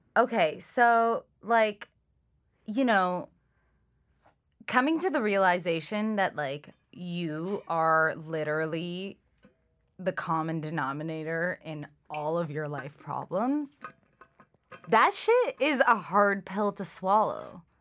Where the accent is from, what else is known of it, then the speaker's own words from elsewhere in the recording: Toronto, Ontario, Canada; English is a second language; also born or lived in Iran / Scarborough, Toronto; we were in Scarborough for, like, a year, and then I moved to Etobicoke.